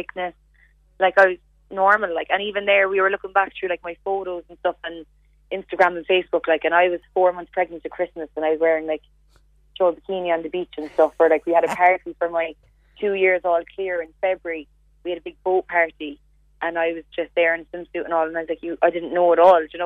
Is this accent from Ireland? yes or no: yes; Glanworth, Munster, Ireland; moved away; We're from Glanworth.